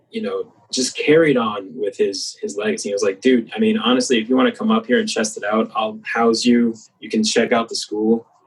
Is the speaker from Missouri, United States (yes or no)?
yes; Missouri, United States; moved away as an adult; also born or lived in Chicago, Illinois